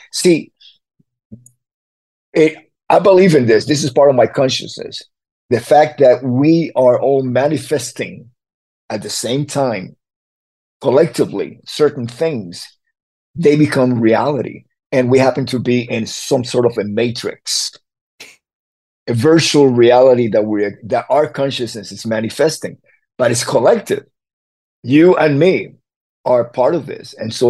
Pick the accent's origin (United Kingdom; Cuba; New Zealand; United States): Cuba; Havana; When I was growing up in Havana, it was all mixed. Everybody lived together. We're all Cubans.